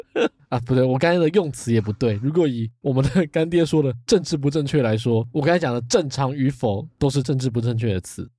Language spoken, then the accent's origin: Chinese; Taiwan; 至少在我小时候，那时候可能还是会有人觉得说，“啊，不要讲台语，讲国语。